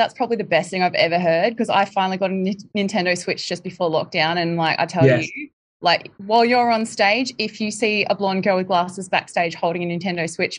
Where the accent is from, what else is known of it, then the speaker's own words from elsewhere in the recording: Queensland, Australia; I'm actually from Queensland myself